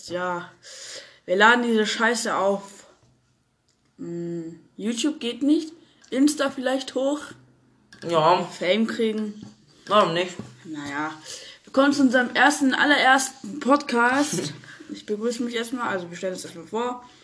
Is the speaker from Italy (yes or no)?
no; Greece; Ich bin Grieche, und Griechen reden viel.